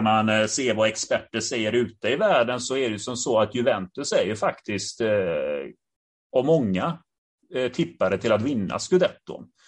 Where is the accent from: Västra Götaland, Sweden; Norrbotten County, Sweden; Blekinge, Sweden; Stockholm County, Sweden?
Västra Götaland, Sweden; Gothenburg; jag själv är från Biskopsgården